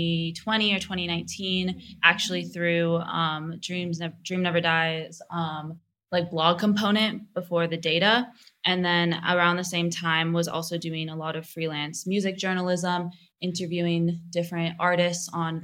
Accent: Oregon, United States; now in Los Angeles, United States; I am from Oregon, but currently based in Los Angeles.

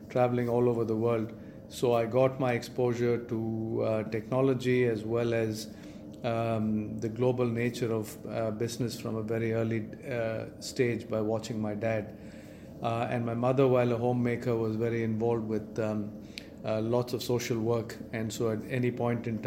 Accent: Chennai, Tamil Nadu, India; I grew up in Chennai, in India

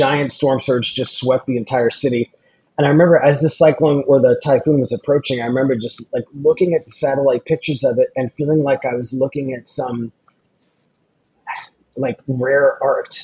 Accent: Long Island, New York, United States; now in Los Angeles, United States; I grew up on Long Island in New York

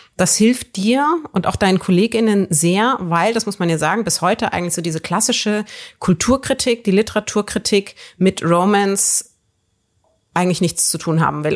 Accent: Würzburg, Bavaria, Germany; moved away; in meiner Heimatstadt Würzburg

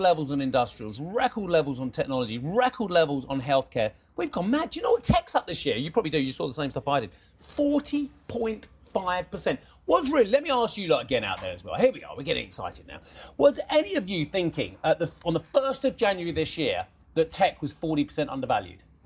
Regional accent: United Kingdom; as a British taxpayer, as a, as a Brit

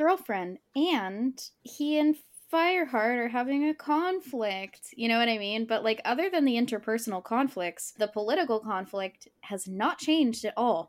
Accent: United States; as an American child

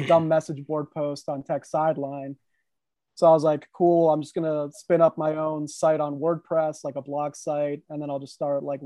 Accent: Herndon, Virginia, United States; also born or lived in Reston, Virginia; I grew up here in Herndon, Virginia.

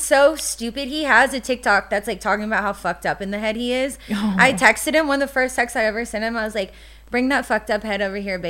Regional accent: the South, United States; And I think growing up in the South, you know, 30, like, my mom was like, oh my God, you're almost 30.

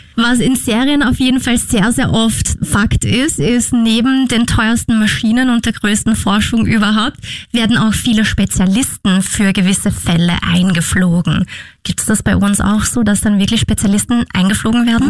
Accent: Austria; bei uns in Österreich

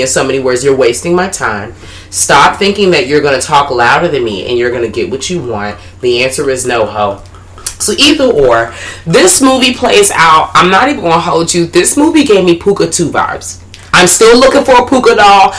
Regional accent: Washington, District of Columbia, United States; accent: DC; my accent is getting in the way. And I'm like, alright, so this bitch don't know DC accent

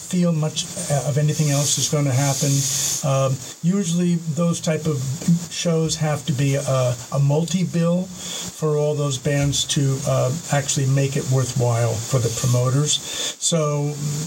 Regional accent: Montclair, New Jersey, United States; I grew up in Montclair, which was 12 miles from Manhattan, Midtown.

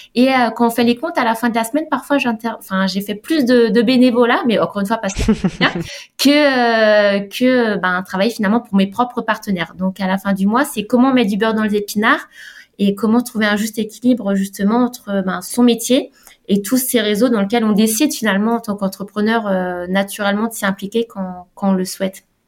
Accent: Alsace, Grand Est, France; moved away as an adult; now in Nice, France; je suis d'Alsace

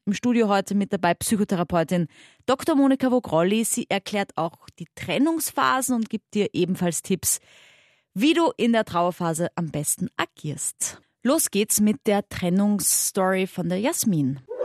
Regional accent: Austria; accent: Austrian dialect; hörst du vielleicht ein bisschen an meinem Dialekt

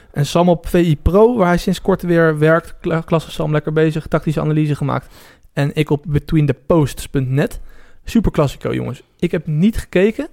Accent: Netherlands; wij als Nederlanders

